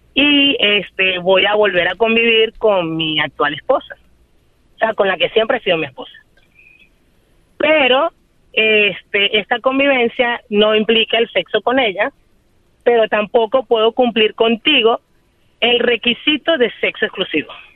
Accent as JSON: {"language": "Spanish", "country": "Venezuela", "moved": "as an adult", "lives_now": "Chicago, United States", "said": "Soy venezolana y tengo un año y medio viviendo en Chicago"}